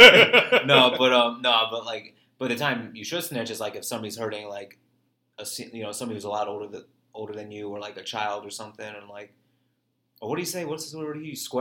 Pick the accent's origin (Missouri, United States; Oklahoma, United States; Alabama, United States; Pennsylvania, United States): Missouri, United States; St. Louis; I got family that live out here in North County. Obviously, I told you in the past, you know, I was born in North County.